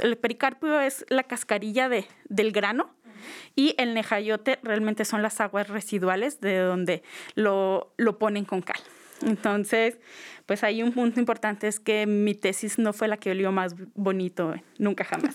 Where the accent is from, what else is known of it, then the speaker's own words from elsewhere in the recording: Creel, Chihuahua, Mexico; yo soy de Krill, de Krill, Chihuahua, pues como bien saben, un pueblo pequeño